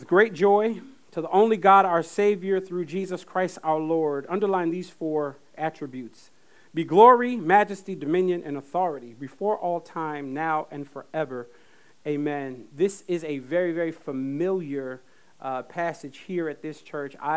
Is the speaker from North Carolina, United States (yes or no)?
yes; Fayetteville, North Carolina, United States; I grew up in Fayetteville, North Carolina